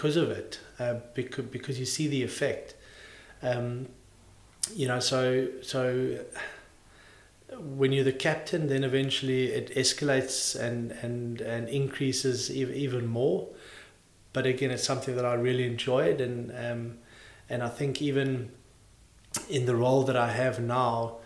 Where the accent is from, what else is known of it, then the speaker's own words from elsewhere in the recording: South Africa; we're all South African